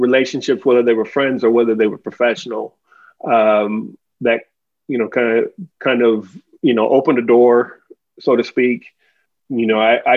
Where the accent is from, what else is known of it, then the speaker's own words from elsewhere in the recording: Omaha, Nebraska, United States; I was born and raised in Nebraska, grew up in Omaha